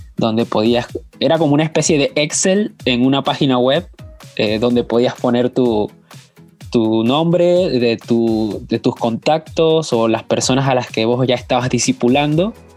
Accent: Panama; now in Buenos Aires, Argentina; Soy panameño, pero estoy viviendo en Buenos Aires, Argentina

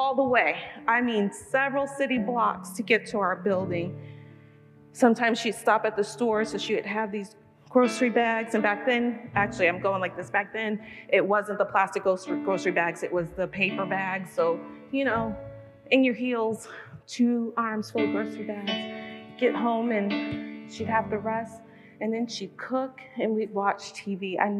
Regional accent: New York City, New York, United States; moved away; also born or lived in Brooklyn / New England; I was born in Brooklyn and was raised in Queens

